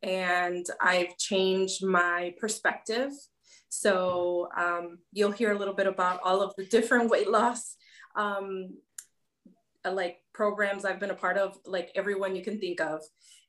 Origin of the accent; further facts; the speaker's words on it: Chicago, Illinois, United States; now in Cleveland, United States; I'm born and raised in Chicago, but currently living in Cleveland, Ohio. And I've been on a weight loss journey since I was 18 and I'm 39.